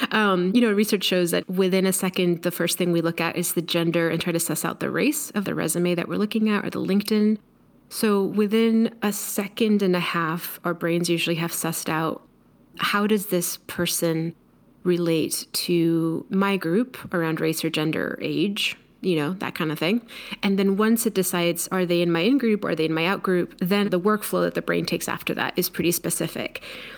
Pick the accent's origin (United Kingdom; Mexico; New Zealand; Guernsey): Mexico; now in United States; I'm Mexican. I'm an immigrant. I was born in Mexico. I grew up in two coasts. I look Mexican.